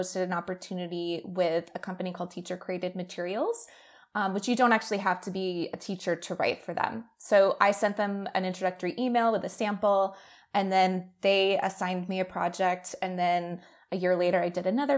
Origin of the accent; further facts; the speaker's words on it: Boston, Massachusetts, United States; moved away as an adult; also born or lived in Canada; now in Austin, United States; I'm originally from Boston